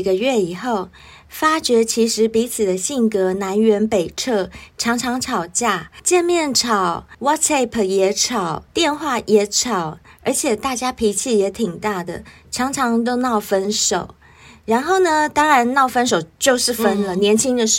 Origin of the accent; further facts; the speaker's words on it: Taiwan; 像我们台湾人讲交往